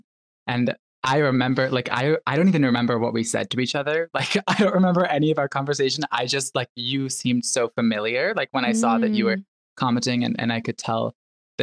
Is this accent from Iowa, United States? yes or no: no; Chicago, Illinois, United States; moved away as an adult; also born or lived in New York City; I grew up in Chicago, like in the North Shore of Chicago, like the northern suburbs